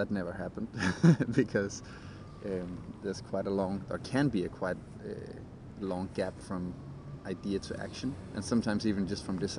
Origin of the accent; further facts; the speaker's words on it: Denmark; also born or lived in London; I came home from London after working as a UX designer there, started training with a bunch of guys doing movement training, came back after I quit my job. I was really stressed. I wanted to do a vacation, like just a month vacation back in Denmark